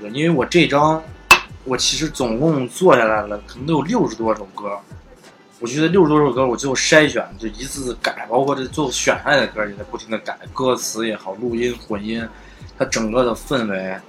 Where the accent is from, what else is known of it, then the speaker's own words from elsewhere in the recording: Xi'an, Shaanxi, China; 因为西安，我一直觉得，其实你要知道，我们西安人，我们其实什么都有。